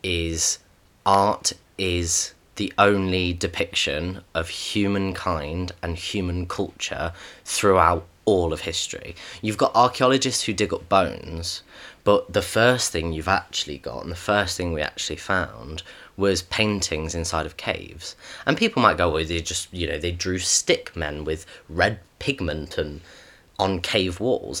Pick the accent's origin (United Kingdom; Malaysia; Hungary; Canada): United Kingdom; we are both British